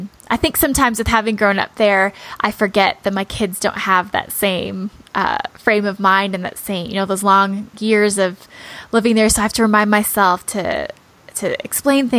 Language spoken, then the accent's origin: English; Iowa, United States; moved away; I'm from Iowa